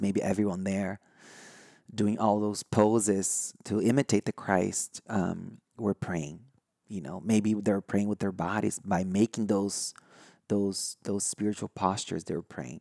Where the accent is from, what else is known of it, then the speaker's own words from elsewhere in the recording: Brazil; first language Portuguese; English is a second language; now in United States; I'm from Brazil.